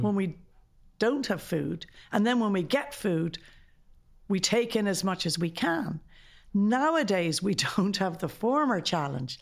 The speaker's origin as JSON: {"language": "English", "country": "Ireland", "said": "as an Irish society"}